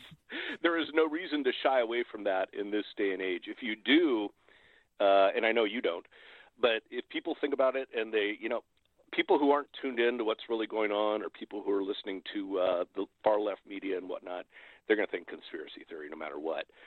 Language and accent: English; Hawaii, United States; I grew up in, uh, I grew up in Hawaii. I'm a fourth generation there.